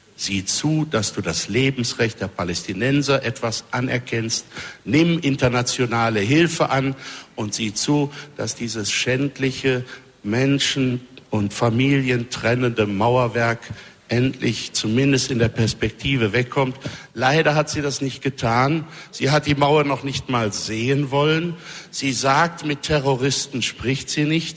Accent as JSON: {"language": "German", "country": "Germany", "said": "Wir haben ja als Deutsche"}